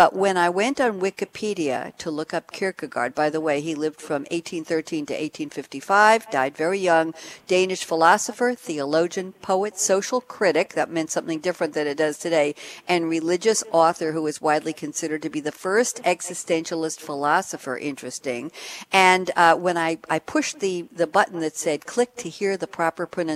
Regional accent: New York, United States; moved away; also born or lived in Eugene, Oregon / Cambridge, Massachusetts; I come from New York

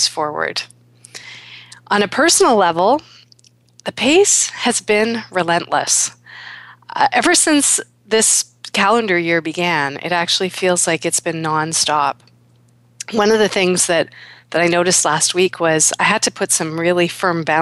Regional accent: Toronto, Ontario, Canada; my hometown of Toronto

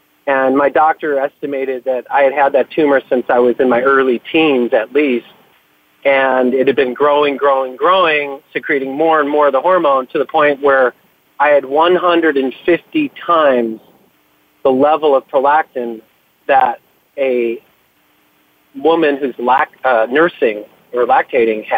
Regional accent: Buffalo, New York, United States; I grew up outside of Buffalo, New York, in the 70s and 80s.

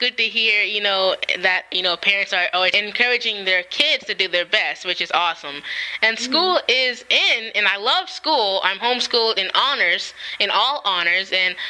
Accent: Florida, United States; actually I was born in Florida

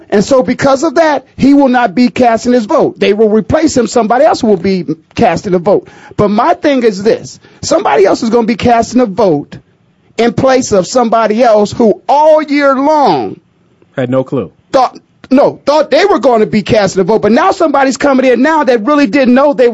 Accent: Canton, Ohio, United States; everybody know I'm from the Hall of Fame city, yeah.

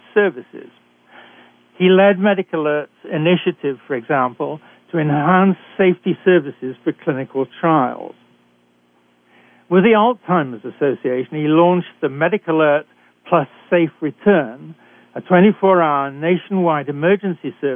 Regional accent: United Kingdom; accent: British; moved away as an adult; also born or lived in Canada

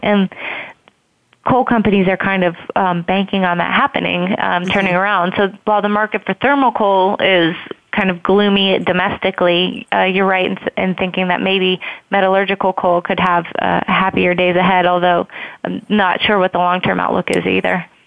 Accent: Columbus, Ohio, United States; moved away; I'm actually from Columbus myself

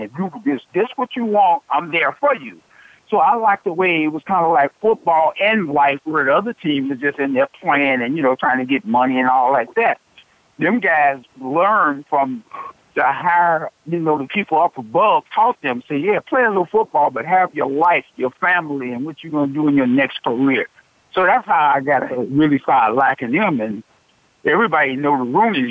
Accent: Chicago, Illinois, United States; also born or lived in Raleigh, North Carolina; I was from Chicago

